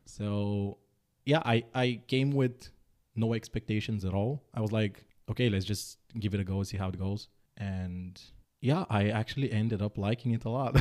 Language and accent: English; Bulgaria; moved away as an adult; also born or lived in Netherlands / Denmark; Born and raised in Bulgaria.